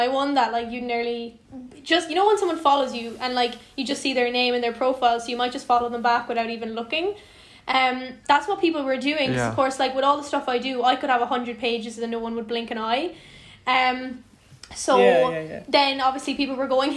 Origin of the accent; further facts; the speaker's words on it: Skibbereen, Munster, Ireland; I'm from Skibbereen in West Cork.